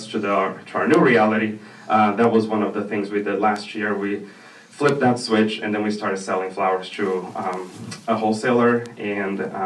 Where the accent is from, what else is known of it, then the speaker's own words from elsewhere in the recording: Brazil; moved away; I'm originally from Brazil